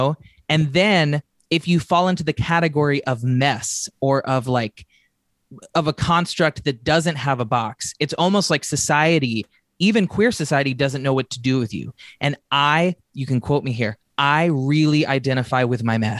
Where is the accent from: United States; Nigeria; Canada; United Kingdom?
United States; Nashville, Tennessee; now in Los Angeles, United States; I grew up in Nashville, Tennessee